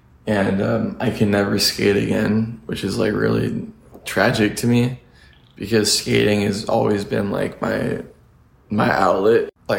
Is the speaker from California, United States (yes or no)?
yes; Santa Monica, California, United States; I was born in Santa Monica.